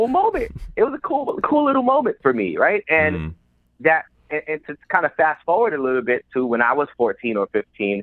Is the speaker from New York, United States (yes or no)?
yes; New York City, New York, United States; I grew up in the South Bronx, one of the poorest congressional district in the country.